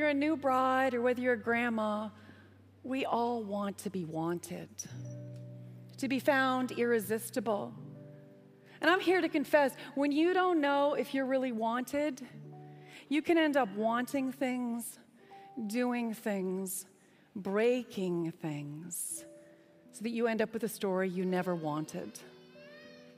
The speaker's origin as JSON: {"language": "English", "country": "Canada", "accent": "Canadian", "said": "me with my Canadian accent"}